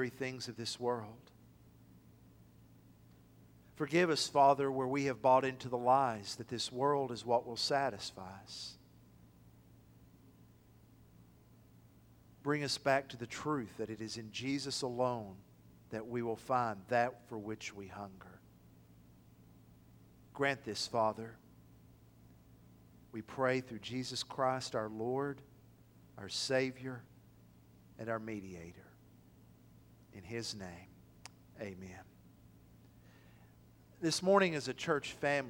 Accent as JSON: {"language": "English", "town": "Athens", "country": "United States", "tie": "born or raised there", "moved": "yes", "said": "It's a 2.5-hour drive from here to my hometown of Athens"}